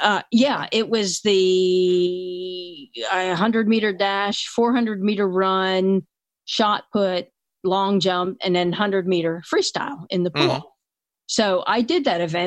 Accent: Philadelphia, Pennsylvania, United States; I grew up in the Philadelphia area

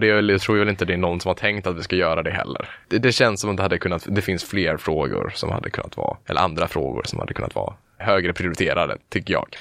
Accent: Halmstad, Halland County, Sweden; moved away as an adult; now in Gothenburg, Sweden; Jag är från början från Halmstad. Där mm. bodde jag under, ja, tills jag blev 18.

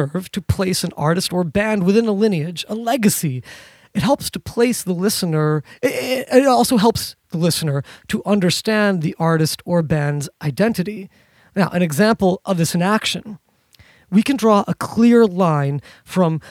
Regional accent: New York City, New York, United States; Not just a New Yorker, but being from, born and raised in New York City

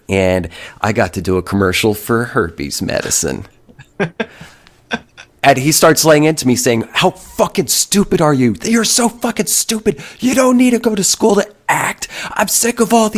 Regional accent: Oklahoma, United States; also born or lived in New Jersey / Austin, Texas; When I was just before fifth grade, I moved from New Jersey to a small town here in Oklahoma

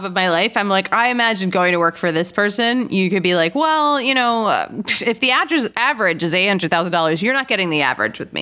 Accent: Philadelphia, Pennsylvania, United States; I'm from Philly

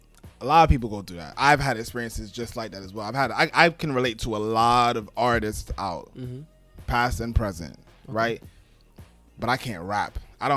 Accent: New York, United States; So, you know, I'm from New York, and we all from New York in here.

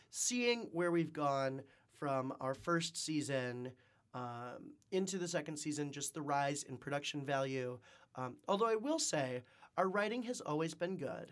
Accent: Wisconsin, United States; moved away as an adult; also born or lived in Nebraska / China; now in Detroit, United States; I'm originally from Shaniqua, Wisconsin

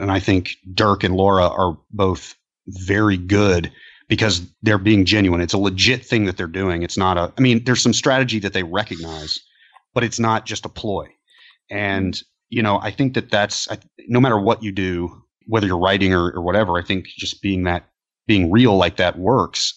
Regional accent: Atlanta, Georgia, United States; here in my hometown of Atlanta

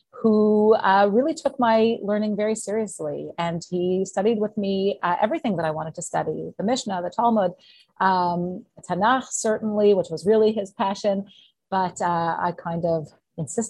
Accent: Canada; also born or lived in Montreal, Quebec / Ottawa, Ontario; So I grew up in Montreal and Ottawa

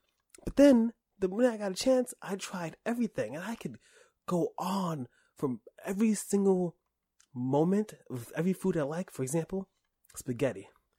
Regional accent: New York, United States; I grew up in New York, but also I was poor as shit, okay?

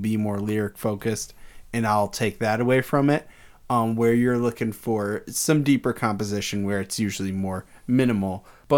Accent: Detroit, Michigan, United States; hey, I'm from there, where they make that stuff.

